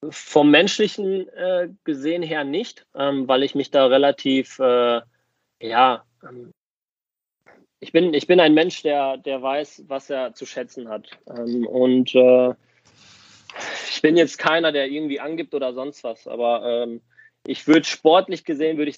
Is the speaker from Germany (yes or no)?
yes; Germany; klar bin ich hier geboren und aufgewachsen, aber Griechenland fühlt sich dann trotz auch, also trotz alledem wie eine Heimat für mich an.